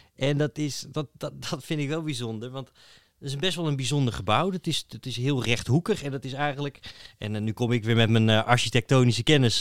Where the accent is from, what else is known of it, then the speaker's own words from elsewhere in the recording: Netherlands; wij komen uit Nederland